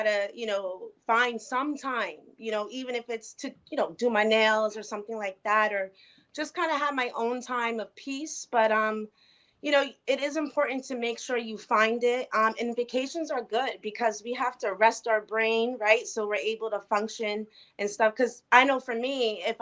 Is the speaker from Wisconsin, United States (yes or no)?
no; New Jersey, United States; I'm from New Jersey